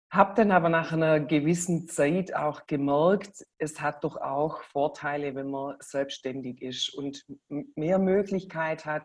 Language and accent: German; Baden-Württemberg, Germany; ein ganz schwäbischer Name. Wir kommen auch aus dem Schwabenländle in der Nähe von Stuttgart.